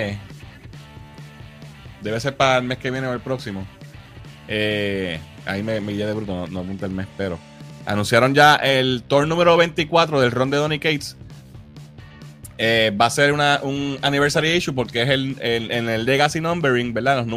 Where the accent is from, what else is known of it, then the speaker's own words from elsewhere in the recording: Arecibo, Puerto Rico; Nosotros somos de Vista Azul. Nos criamos ahí